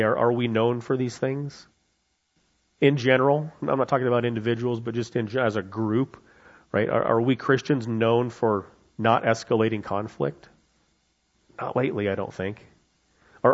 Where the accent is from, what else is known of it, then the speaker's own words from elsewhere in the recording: United States; as an American, as someone who loves freedom